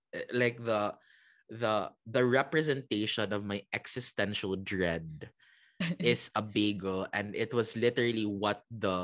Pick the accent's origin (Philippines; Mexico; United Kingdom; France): Philippines; growing up in the Philippines, we don't have bagels here.